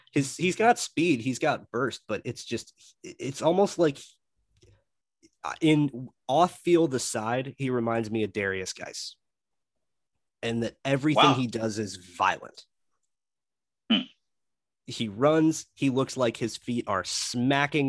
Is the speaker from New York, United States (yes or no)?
no; Melbourne, Florida, United States; moved away; I grew up in Melbourne, Bias. Florida.